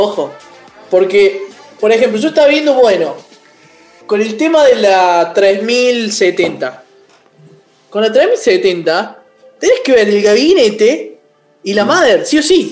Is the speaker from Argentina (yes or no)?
yes; Córdoba, Argentina; un programa de videojuegos hablado por tres cordobeses